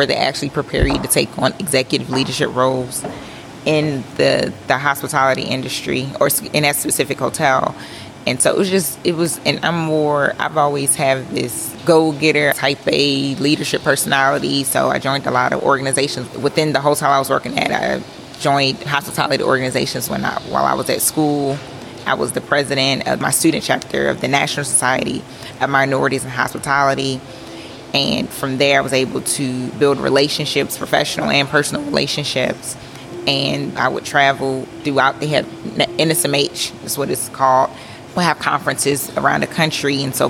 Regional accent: Clayton County, Atlanta suburbs, Georgia, United States; also born or lived in Philadelphia, Pennsylvania; I was born in Philadelphia, raised in the Atlanta suburban area, Clayton County, and money for me growing up was different. Definitely came from humble beginnings.

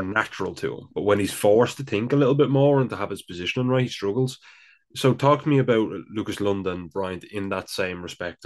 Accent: Dublin, Leinster, Ireland; accent: Dublin; my Dublin accent comes out.

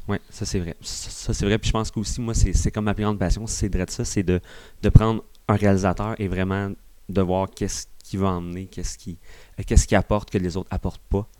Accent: Granby, Quebec, Canada; je viens de Granby

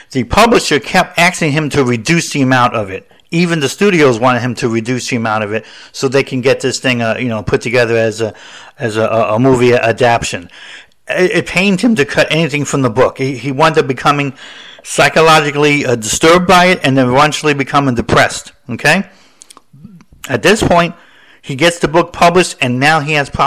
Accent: the Northeast of America, United States; I'm from the city. I'm from the Northeast and of America.

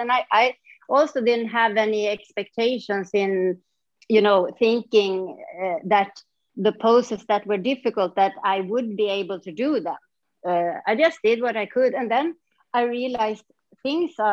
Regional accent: north part of Sweden, northern Sweden, Sweden; moved away as an adult; also born or lived in Stockholm, Sweden; now in Mysore, India; I moved away from my small town where I grew up, and then I came back 14 years later when I was a mom.

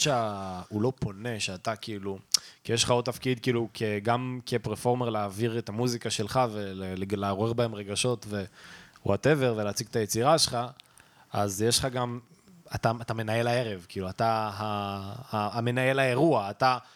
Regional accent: Netanya, Central District, Israel; אני גדלתי בנתניה

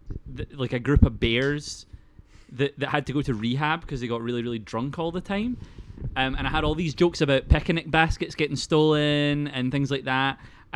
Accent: Paisley, Scotland, United Kingdom; You can tell by my teeth, I'm from Paisley.

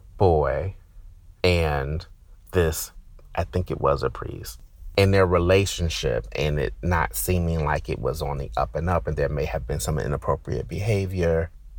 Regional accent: New Jersey, United States; growing up, I grew up in Jersey. I got New York television stations and news

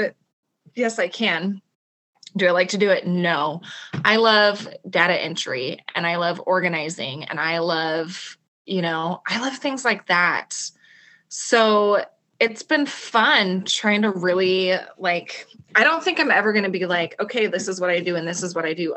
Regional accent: Coeur d'Alene, Idaho, United States; I'm from Coeur d'Alene, Idaho

